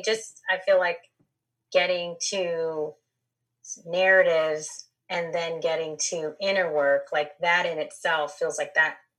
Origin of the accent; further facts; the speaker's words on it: Los Angeles, California, United States; I grew up in Los Angeles